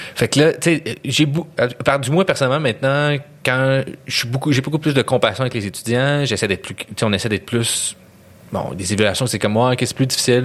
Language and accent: French; Montreal, Quebec, Canada; moi, je viens de Montréal